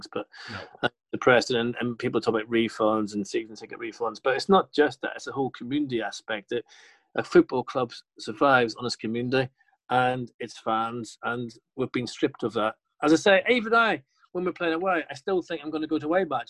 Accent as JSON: {"language": "English", "region": "London", "country": "United Kingdom", "tie": "born or raised there", "also_born_or_lived": "Belfast", "said": "I grew up in Notting Hill in the council estate when I moved from Belfast"}